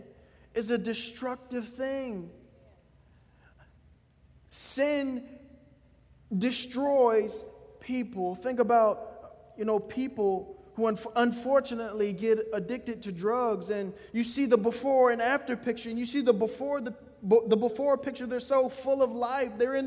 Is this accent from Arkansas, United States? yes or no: no; Gladys, Virginia, United States; I come from Gladys, Virginia